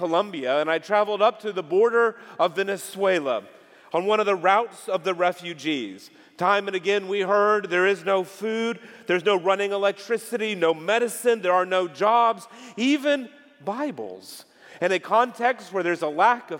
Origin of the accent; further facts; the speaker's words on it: Texas, United States; I'm from the United States, and even worse, I'm from Texas